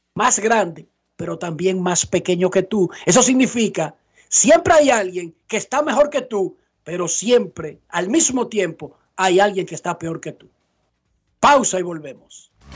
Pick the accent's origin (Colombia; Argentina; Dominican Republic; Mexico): Dominican Republic; como dominicano